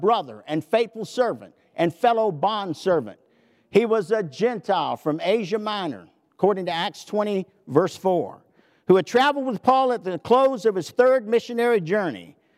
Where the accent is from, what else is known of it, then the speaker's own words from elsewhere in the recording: the South, United States; I'm from the South